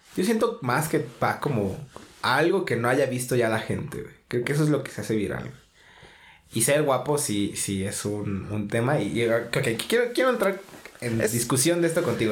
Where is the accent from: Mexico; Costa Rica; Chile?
Mexico; así somos todos los mexicanos